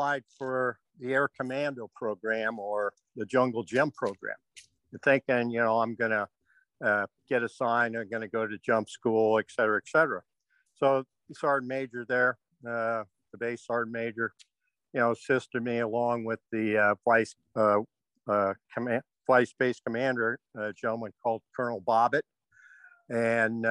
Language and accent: English; Silverdale, Washington, United States; moved away as an adult; I grew up in Washington State over in a place called Little Silverdale, Washington, not much littler anymore